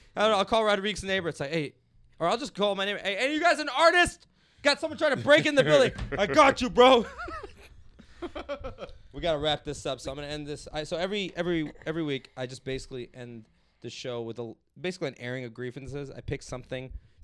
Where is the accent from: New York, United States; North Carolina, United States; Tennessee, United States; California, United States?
New York, United States; Like, nah, I don't need to, because I'm from New York.